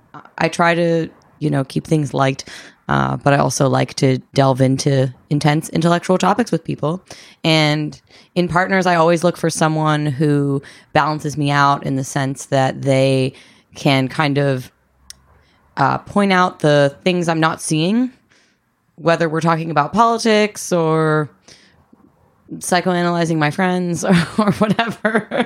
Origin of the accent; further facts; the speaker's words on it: East Coast, United States; I'm 27. I'm from the East Coast.